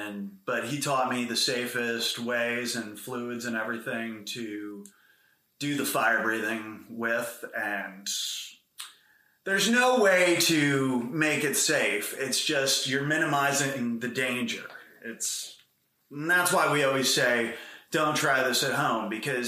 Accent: Pennsylvania, United States; Boring as fuck.

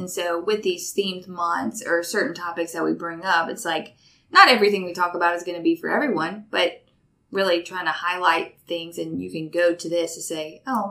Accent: Denham Springs, Louisiana, United States; I technically am from Denham Springs.

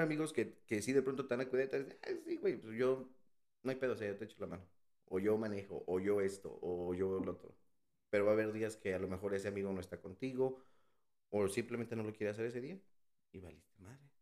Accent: Mexico City, Mexico; moved away as an adult; also born or lived in Texas; now in United States; Soy de, bueno, nací en la Ciudad de México

